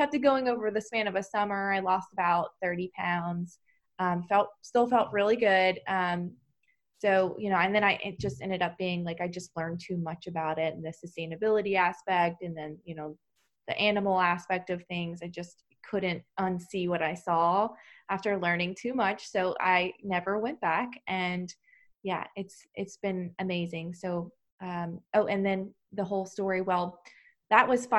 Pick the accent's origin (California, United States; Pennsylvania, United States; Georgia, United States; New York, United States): Georgia, United States; moved away as an adult; also born or lived in Baltimore; now in New Jersey, United States; I'm originally from Georgia myself